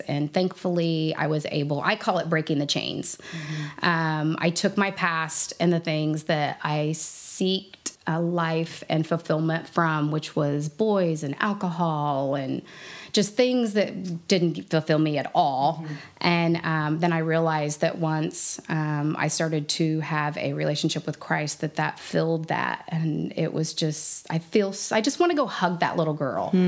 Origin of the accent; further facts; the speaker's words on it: Lake of the Ozarks, Missouri, United States; I was raised in Missouri on Lake of the Ozarks